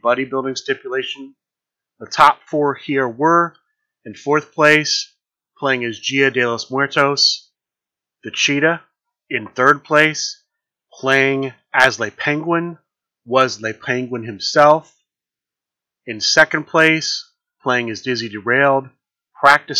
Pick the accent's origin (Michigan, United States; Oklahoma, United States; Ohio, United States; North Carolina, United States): Ohio, United States; Columbus; Origins Game Fair because it is in my hometown